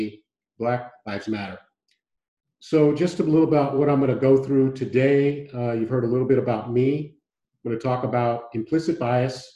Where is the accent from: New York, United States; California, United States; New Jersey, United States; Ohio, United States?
California, United States; San Francisco; moved away as an adult; also born or lived in Houston, Texas; now in Santa Barbara, United States; I was born and raised in San Francisco